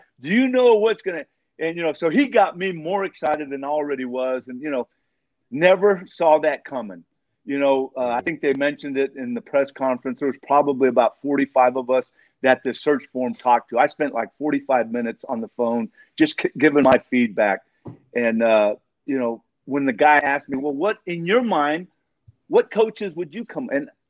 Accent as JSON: {"language": "English", "region": "California", "country": "United States", "tie": "born or raised there", "lives_now": "Cincinnati, United States", "said": "You know, growing up in Southern California, going to USC, 21 years, all of a sudden I'm 21 in Cincinnati, Ohio"}